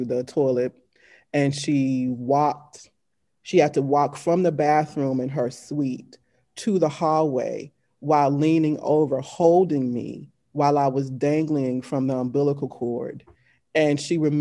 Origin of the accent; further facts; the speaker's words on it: Shreveport, Louisiana, United States; moved away as an adult; also born or lived in New Orleans, Louisiana / Baton Rouge, Louisiana; where I was born, Shreveport, Louisiana, Caddo Parish